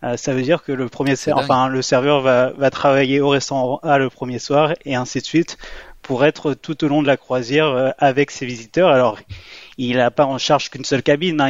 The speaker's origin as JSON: {"language": "French", "country": "France", "said": "moi j'étais français"}